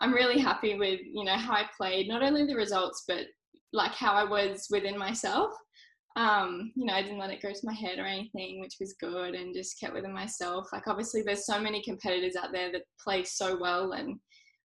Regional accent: Queensland, Australia; also born or lived in New South Wales; I'm from New South Wales. So we moved up to Queensland when I was about 5 or 6

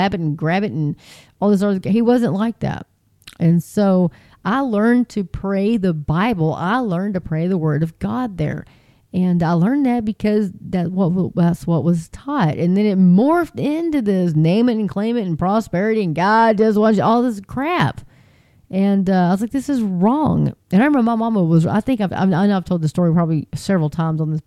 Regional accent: Texas, United States; as a Texan

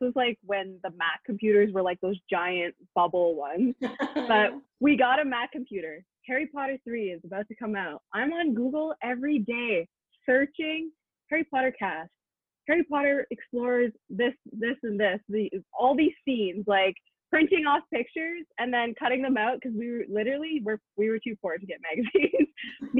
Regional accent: London, Ontario, Canada; I'm from London, Ontario

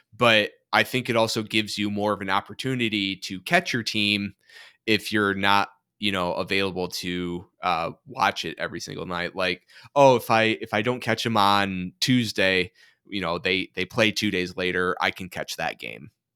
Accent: Michigan, United States; growing up in Michigan

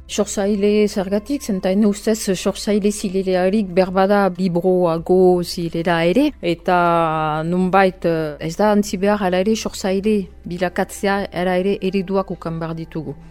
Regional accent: Albi, Occitania, France; Basque is a second language; moved away; also born or lived in French Basque Country; ni ez naiz hemengoa, eh, albin sortu niz, eta orduan um, euskara ikasi dut

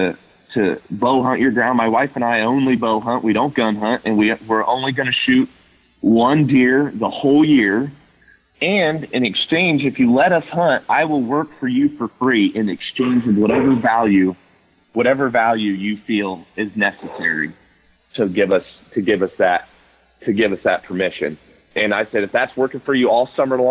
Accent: Ohio, United States; my home state in Ohio

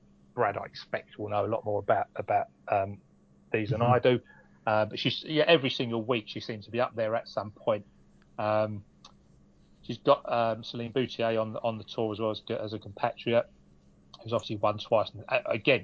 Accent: Romford, London, United Kingdom; I'm from Romford, mate

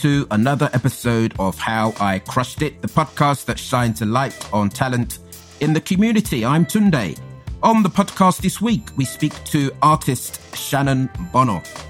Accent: London, United Kingdom; So growing up in North London, I went to a school in Camden.

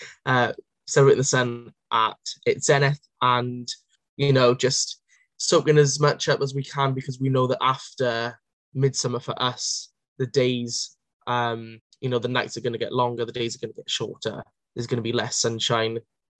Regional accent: Wales, United Kingdom; I'm a Welsh nationalist.

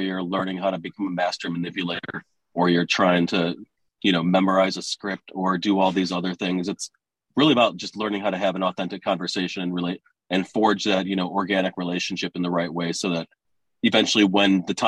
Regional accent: Detroit, Michigan, United States; also born or lived in California; I'm from Detroit, and every time I leave, it's like I've always come back

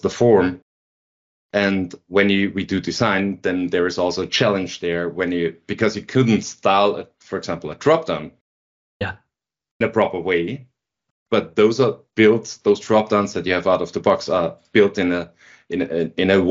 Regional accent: Linz, Upper Austria, Austria; now in Vienna, Austria; I was working in Linz, in my hometown, for a government company

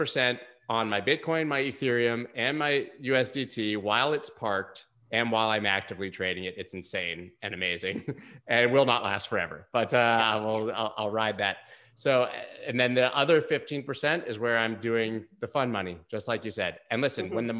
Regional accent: United States; as an American

